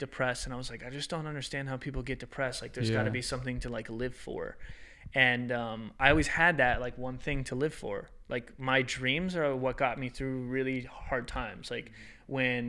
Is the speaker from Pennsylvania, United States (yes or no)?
no; Hagerstown, Maryland, United States; moved away as an adult; also born or lived in Philadelphia / Singapore; now in Los Angeles, United States; I'm definitely not staying here in Hagerstown, which is my hometown.